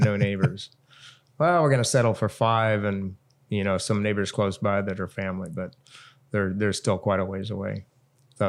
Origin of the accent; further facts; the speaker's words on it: Southern California, United States; now in Hawaii, United States; Growing up in Southern California